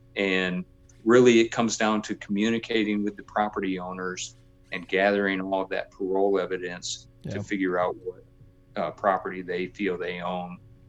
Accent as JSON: {"language": "English", "region": "Michigan", "country": "United States", "tie": "born or raised there", "said": "growing up in Michigan, I remember, you know, going through cornfields with my dad and finding section corners"}